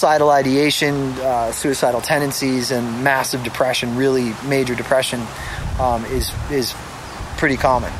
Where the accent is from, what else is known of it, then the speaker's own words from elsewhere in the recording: Boston, Massachusetts, United States; I was born in Brighton, Mass